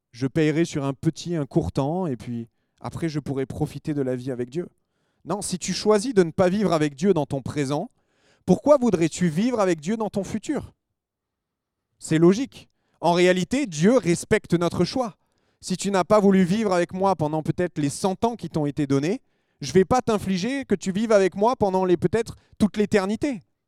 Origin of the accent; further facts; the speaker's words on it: France; on est des Français